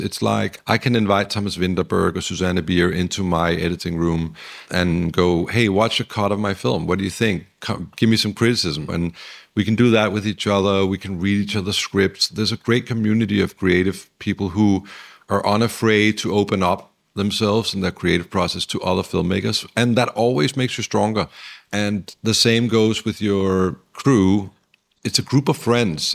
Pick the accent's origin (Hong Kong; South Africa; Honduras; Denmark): Denmark; also born or lived in Los Angeles, United States; now in Copenhagen, Denmark; We come from the Danish sort of very democratic